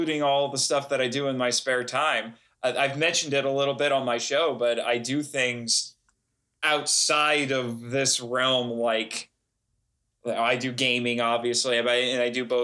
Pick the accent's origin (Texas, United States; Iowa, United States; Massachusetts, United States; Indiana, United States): Indiana, United States; Fort Wayne; I was born in Fort Wayne, Indiana. I am a born and raised Hoosier boy